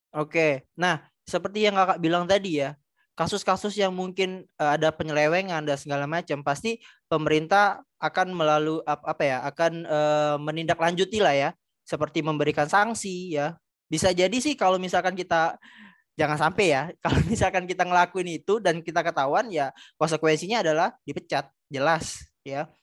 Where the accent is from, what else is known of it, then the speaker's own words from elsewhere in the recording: Palembang, South Sumatra, Indonesia; P L N di daerah saya, itu P L N Keramasan di Kertapati, Palembang